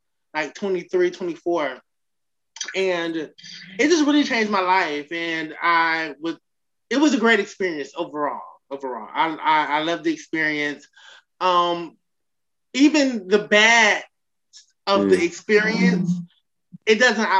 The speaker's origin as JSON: {"language": "English", "town": "Miami", "region": "Florida", "country": "United States", "tie": "born or raised there", "said": "on my birth certificate, it says Miami, Florida."}